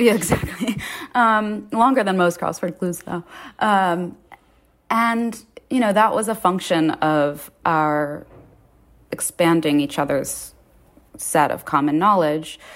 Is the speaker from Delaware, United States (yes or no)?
no; New York City, New York, United States; I grew up in Lower Manhattan.